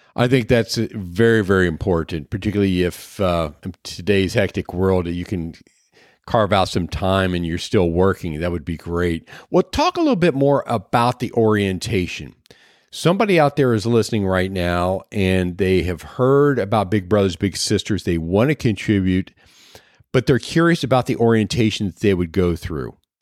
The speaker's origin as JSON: {"language": "English", "area": "Clinton County", "region": "Ohio", "country": "United States", "moved": "yes", "said": "I came from Clinton County, Ohio. We had the, uh, pork queen every year"}